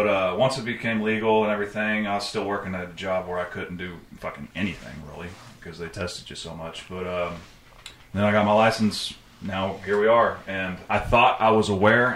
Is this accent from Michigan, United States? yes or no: no; Oklahoma, United States; growing up in Oklahoma